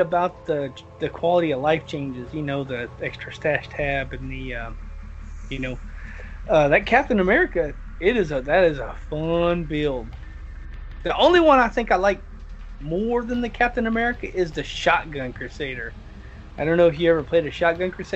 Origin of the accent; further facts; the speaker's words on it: the South, United States; I'm from the South